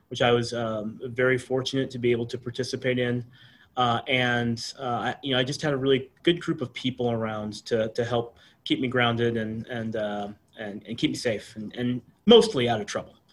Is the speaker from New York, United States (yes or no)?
no; Arlington, Texas, United States; I had uh, the great privilege of uh, uh, grow, growing up in a town that I, I really loved